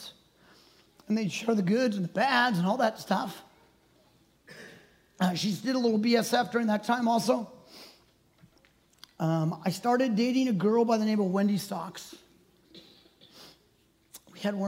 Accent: Maple Valley, Washington, United States; I was born and raised in Maple Valley, grew up around Tahoma Elementary

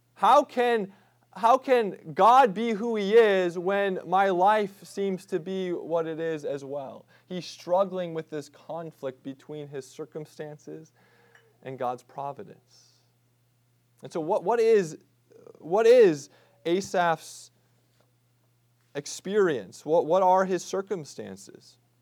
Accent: Midwest, United States; growing up in the Midwest

